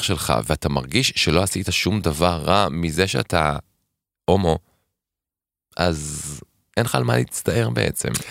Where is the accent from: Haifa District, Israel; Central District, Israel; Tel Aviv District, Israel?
Tel Aviv District, Israel; Tel Aviv; אני גדלתי בשכונה בקריית שלום